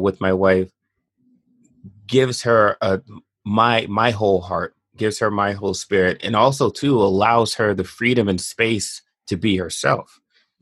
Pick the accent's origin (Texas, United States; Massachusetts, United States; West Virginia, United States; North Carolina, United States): Massachusetts, United States; Boston; also born or lived in Bronx, New York; I was born in the Bronx, mm-hmm. and then I grew up mostly in Boston.